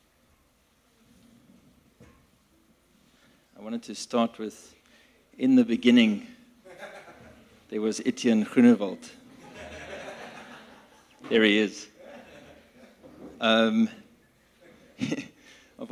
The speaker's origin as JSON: {"language": "English", "town": "Cape Town", "region": "Western Cape", "country": "South Africa", "tie": "born or raised there", "also_born_or_lived": "Bellville", "said": "I grew up in Cape Town"}